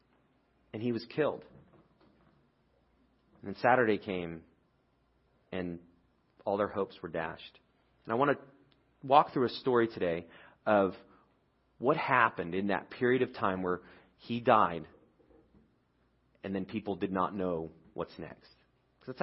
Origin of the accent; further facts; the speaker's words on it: United Kingdom; I'm British